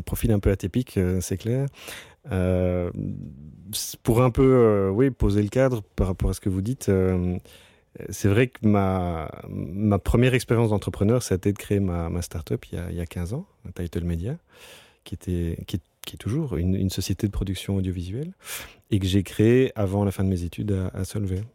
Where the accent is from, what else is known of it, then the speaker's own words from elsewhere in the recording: Brussels, Brussels-Capital Region, Belgium; je suis né à Ixelles. Euh, et donc j'ai toujours été un, citadin, je suis, je suis, fan de Bruxelles.